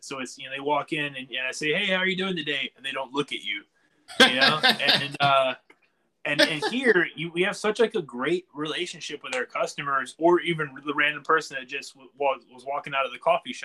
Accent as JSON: {"language": "English", "town": "Wilmington", "region": "North Carolina", "country": "United States", "tie": "born or raised there", "said": "We are from Wilmington, yeah, born and raised"}